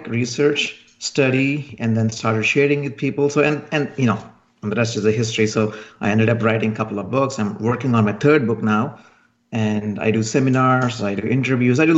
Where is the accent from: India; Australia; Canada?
India; moved away as an adult; now in United States; I'm originally from India. And then I just came to the United States